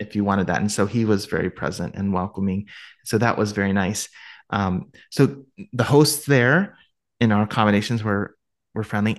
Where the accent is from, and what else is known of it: Ohio, United States